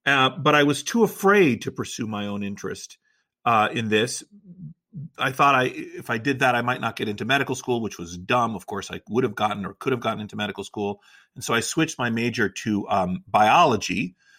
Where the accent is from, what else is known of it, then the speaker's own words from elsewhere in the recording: Washington, District of Columbia, United States; my parents immigrated from Greece. I was raised in Washington, D.C.